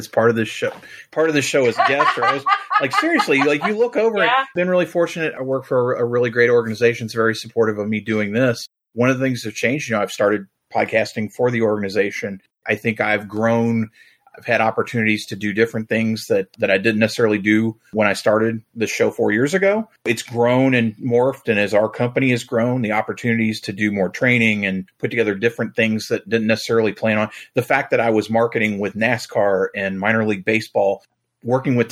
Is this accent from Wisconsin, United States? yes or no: no; Kentucky, United States; growing up in Kentucky